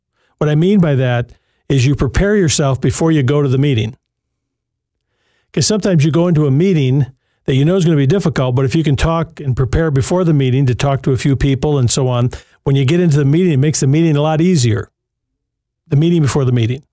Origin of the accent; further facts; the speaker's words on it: Jackson, Michigan, United States; Jackson, Michigan, and my hometown, by the way, Jackson